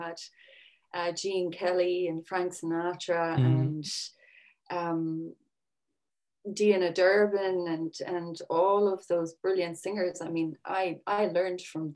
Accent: Sixmilebridge, Munster, Ireland; I'm from County Clare. I'm from 6 Mile Bridge, which is used to be a small village.

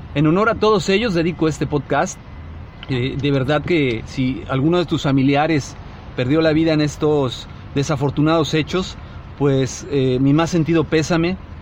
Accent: Mexico; como mexicanos

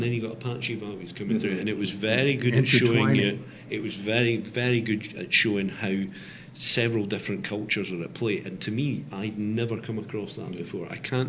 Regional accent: Scotland, United Kingdom; The accent might give that away. I'm originally Scottish. My mum's from Yorkshire, but I am Scottish.

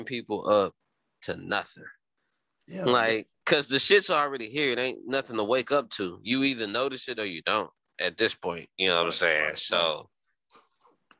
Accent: Tennessee, United States; I'm from Tennessee

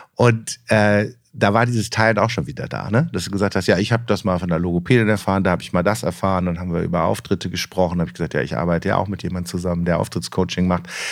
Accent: Rhineland, Germany; als Rheinländer

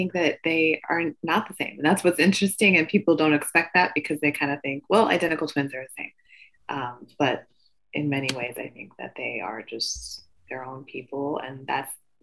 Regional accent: Midwest, United States; I'm familiar with being Asian American, growing up in the Midwest.

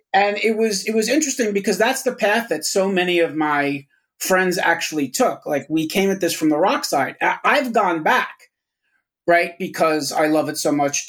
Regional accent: Yonkers, New York, United States; I grew up in Yonkers with a shitload of record stores around me

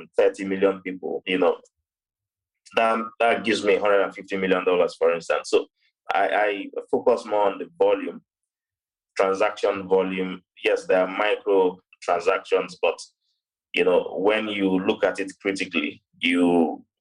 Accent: Lagos, Nigeria; very deprived parts of Lagos State, where I was born. So I was born in Lagos State

